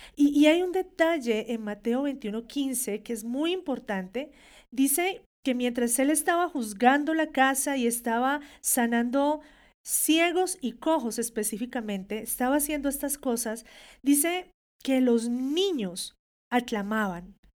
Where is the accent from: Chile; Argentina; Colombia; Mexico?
Colombia; como una hija de Dios que nació en Colombia